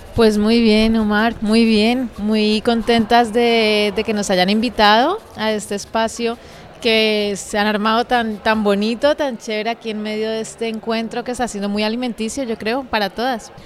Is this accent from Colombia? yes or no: yes; Bogotá, Colombia; moved away as an adult; now in Madrid, Spain; yo soy colombiana, nací en Bogotá